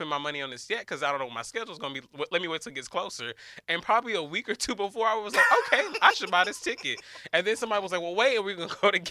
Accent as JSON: {"language": "English", "town": "Atlanta", "region": "Georgia", "country": "United States", "tie": "born or raised there", "said": "I grew up on Atlanta radio"}